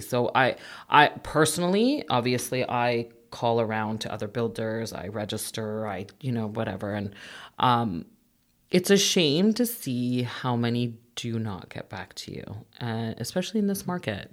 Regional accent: Mississauga, Ontario, Canada; also born or lived in Etobicoke / Toronto / King City; now in Oakville, Canada; I was born actually in Etobicoke. I lived most of my life in Mississauga. Um, went to school in uh, Mississauga as well

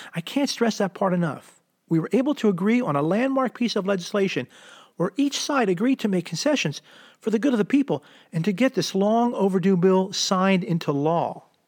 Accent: Philadelphia metropolitan area, New Jersey, United States; moved away as an adult; also born or lived in San Diego, California; I moved from the Philadelphia metropolitan area, South Jersey to be exact, when I was eighteen years old

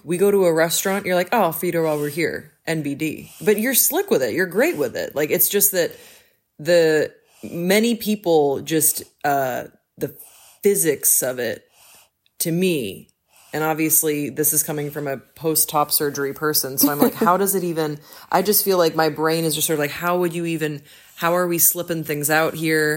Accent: Belgium; moved away; I grew up in Belgium

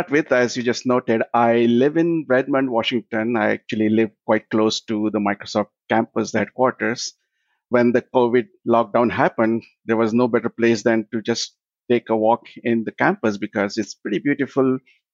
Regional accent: India; moved away as an adult; also born or lived in Sydney, Australia; now in United States; I was born and I grew up in India

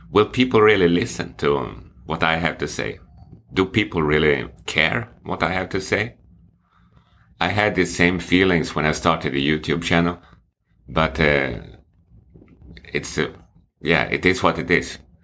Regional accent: Sweden; English is a second language; moved away as an adult; now in China; it's obvious that I'm from Sweden. which I am

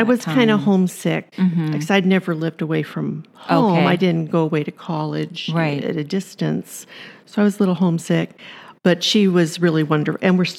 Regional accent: Los Angeles, California, United States; moved away as an adult; We grew up in Southern California, Los Angeles area.

